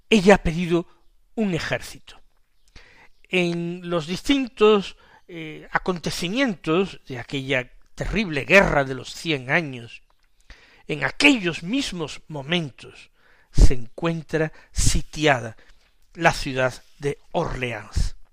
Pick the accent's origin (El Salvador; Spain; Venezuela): Spain; Para nosotros, que somos españoles, pues, pues todo eso nos hace que esta santa resulte más lejana.